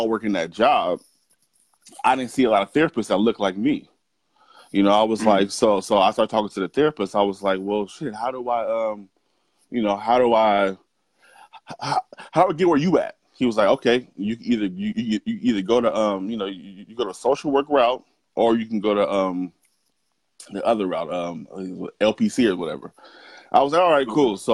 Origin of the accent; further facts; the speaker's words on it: Portland, Oregon, United States; I'm from Portland, Oregon. Born and raised